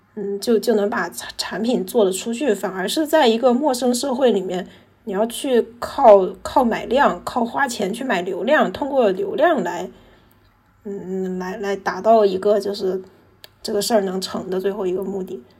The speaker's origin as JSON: {"language": "Chinese", "town": "Nanjing", "region": "Jiangsu", "country": "China", "said": "我是江苏人，但是我，哦，我是，我是南京人，但是我不是江苏人"}